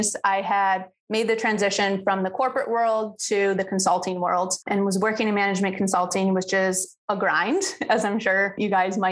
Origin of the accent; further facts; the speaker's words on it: New York, United States; moved away as an adult; now in St. Petersburg, United States; I'm from New York and just last year I made the move and fulfilled my dream of living somewhere warmer and by the beach. So now I'm in St. Pete, Florida.